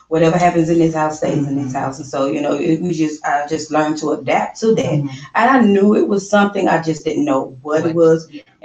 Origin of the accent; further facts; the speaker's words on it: Louisiana, United States; now in Houston, United States; And I am originally from Louisiana.